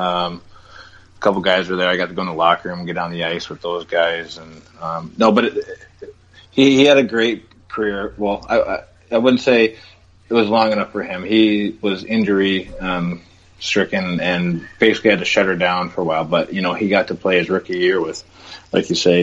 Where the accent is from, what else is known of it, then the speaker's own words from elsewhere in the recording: Duluth, Minnesota, United States; also born or lived in Two Harbors, Minnesota; Duluth, Minnesota, where I grew up, really. Moved down there when I was five